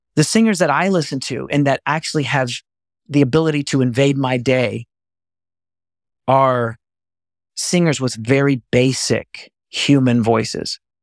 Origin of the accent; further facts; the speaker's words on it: Texas, United States; I'm from Texas